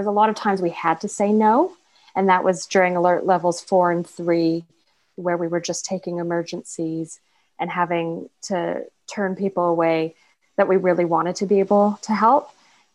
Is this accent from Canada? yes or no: yes; Vancouver, British Columbia, Canada; moved away as an adult; now in New Zealand; I have a mentor back home. I'm from Vancouver